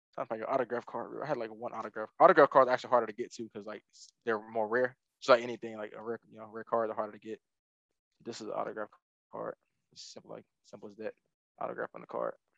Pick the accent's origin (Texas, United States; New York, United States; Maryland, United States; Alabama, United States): Alabama, United States; moved away; I'm from Alabama and South